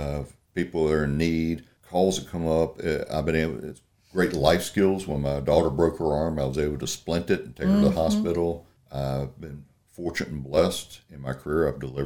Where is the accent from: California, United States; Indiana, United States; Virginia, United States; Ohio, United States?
Virginia, United States; Roanoke; also born or lived in Manassas, Northern Virginia / Shenandoah Valley, Virginia; I was born and raised in Roanoke, and then Mom and Dad moved up to Manassas, Northern Virginia.